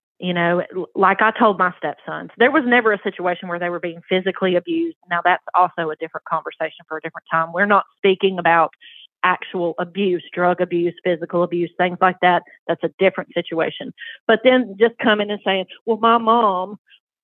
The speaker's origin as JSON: {"language": "English", "region": "the South", "country": "United States", "tie": "born or raised there", "accent": "Southern", "said": "I was raised in the South, obviously. I'm sure you can hear it in my accent."}